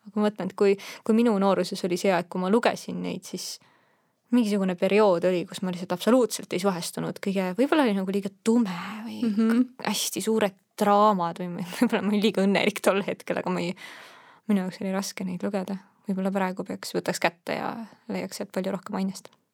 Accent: Estonia; also born or lived in Netherlands; ma olen eestlane

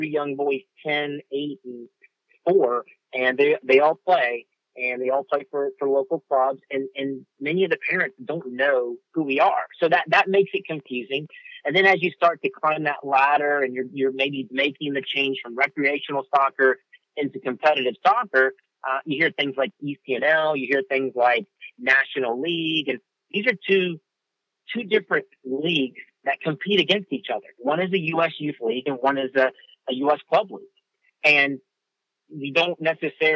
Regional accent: Virginia, United States; now in Nashville, United States; I grew up in Virginia

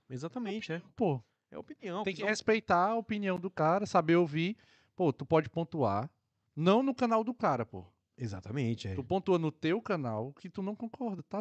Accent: Ceará, Brazil; Eu conheço, de perto, tô, sou do Ceará.

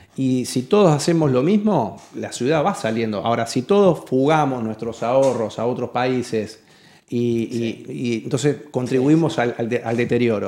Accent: Rosario, Santa Fe, Argentina; en Rosario otra vez

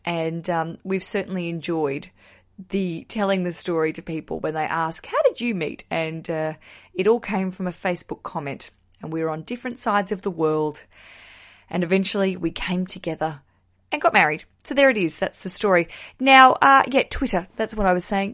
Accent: Australia; moved away as an adult; now in London, United Kingdom; I'm a stand-up comedian from Australia.

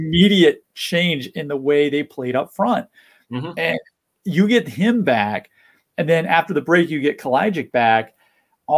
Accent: United States; as an American sports fan

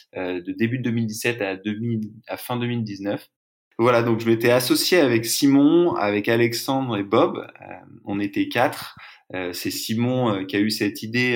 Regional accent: Brittany, France; moved away as an adult; also born or lived in Lille; now in Marseille, France; j'ai grandi en Bretagne.

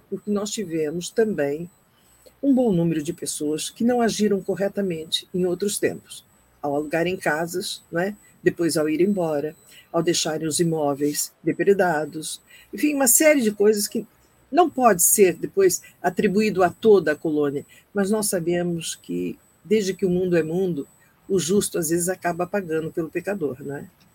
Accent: Brazil; moved away; nós saímos do Brasil, muitos de nós há muito tempo, como eu, mas não deixamos de ser brasileiros

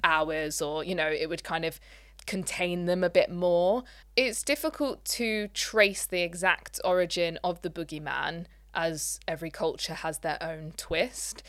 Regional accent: Leicester, East Midlands, United Kingdom; we are from Leicester

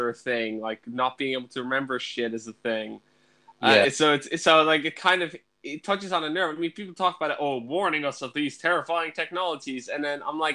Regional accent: Ireland; we are Irish.

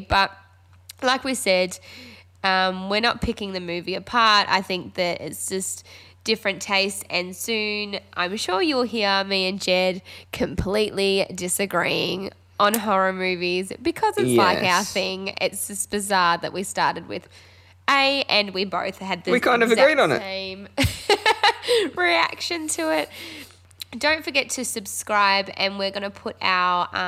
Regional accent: Australia

